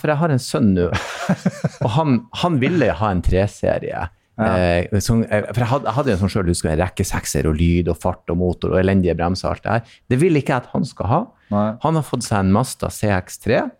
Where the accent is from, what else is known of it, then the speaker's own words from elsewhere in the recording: Southern Norway, Norway; jeg er jo fra Sørlandet.